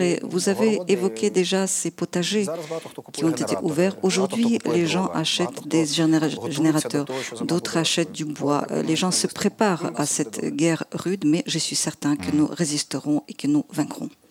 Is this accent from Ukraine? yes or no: yes; Ukraine; also born or lived in Kharkiv; Je suis né en Ukraine, je suis ukrainien.